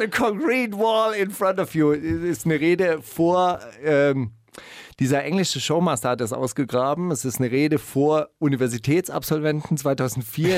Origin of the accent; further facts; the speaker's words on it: West Germany, Germany; ich komme ja aus der Bundesrepublik Deutschland.